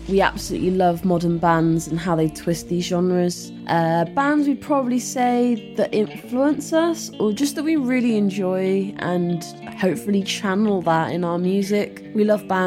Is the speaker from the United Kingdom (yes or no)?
yes; Hereford, West Midlands, United Kingdom; now in Bristol, United Kingdom; I'm originally from Hereford